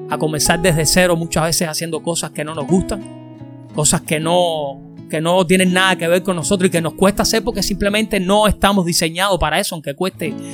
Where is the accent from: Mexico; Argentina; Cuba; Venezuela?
Cuba; now in Tampa, United States; Yo nací en Cuba como tú, como un montón de cubanos más que estamos hoy fuera de Cuba.